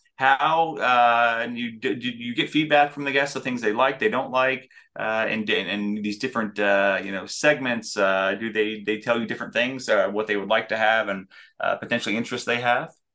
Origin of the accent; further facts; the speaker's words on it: Denver, Colorado, United States; growing up in Denver